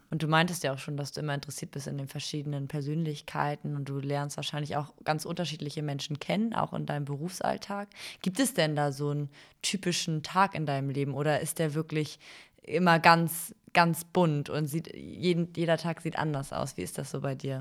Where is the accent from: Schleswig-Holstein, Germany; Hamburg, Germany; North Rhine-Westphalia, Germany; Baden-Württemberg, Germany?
Schleswig-Holstein, Germany; Eutin; Wir sitzen hier im wunderschönen Eutin, das ist auch mein Heimatort